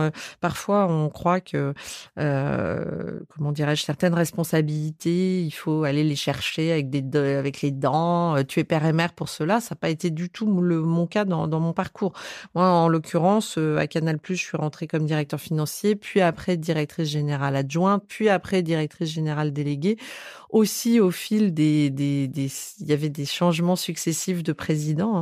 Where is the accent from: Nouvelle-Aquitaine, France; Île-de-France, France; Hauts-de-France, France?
Nouvelle-Aquitaine, France; Bordeaux; moved away; je suis née à Bordeaux